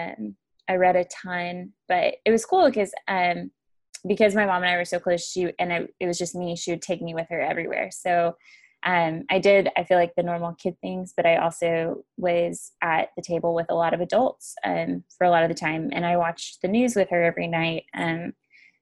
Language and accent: English; Argyle, Texas, United States; We actually grew up in a town called Argyle, and it is just south of Denton, Texas